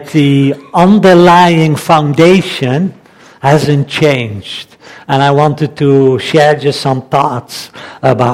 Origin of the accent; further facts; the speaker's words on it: Netherlands; accent: Dutch; English is a second language; moved away; I am Dutch, so my accent is still a little bit strong